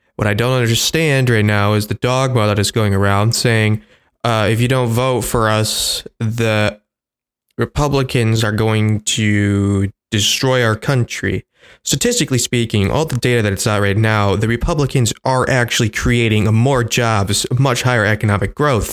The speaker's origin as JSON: {"language": "English", "country": "United States"}